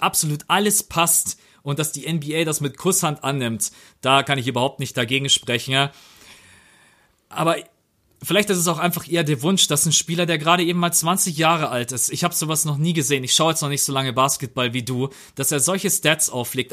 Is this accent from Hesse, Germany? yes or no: no; Bavaria, Germany; bei uns in Bayern